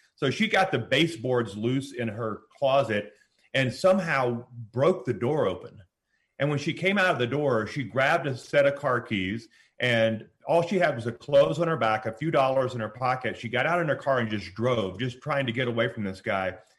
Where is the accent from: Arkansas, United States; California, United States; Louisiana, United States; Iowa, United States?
Louisiana, United States; moved away; we both were born and raised in Louisiana